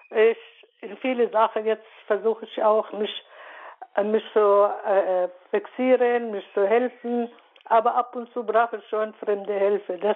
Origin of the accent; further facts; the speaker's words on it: Palestine; German is a second language; moved away as an adult; now in Munich, Germany; bin nächstes Jahr 70, ich komme aus Palästina, mhm. lebe seit äh, 47 Jahren hier in München.